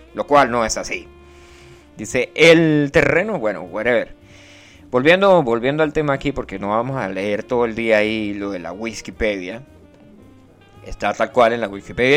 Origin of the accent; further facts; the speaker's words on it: Venezuela; los venezolanos viven, vivimos, eh, eh, hablo como, yo creo que soy venezolano